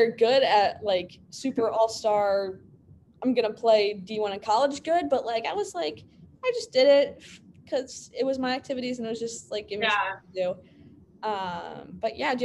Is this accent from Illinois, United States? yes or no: yes; Illinois, United States; born or raised there